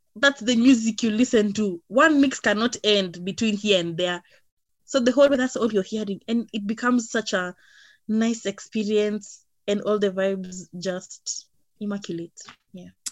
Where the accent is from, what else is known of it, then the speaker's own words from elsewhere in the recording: Nairobi, Kenya; I was born and raised in Nairobi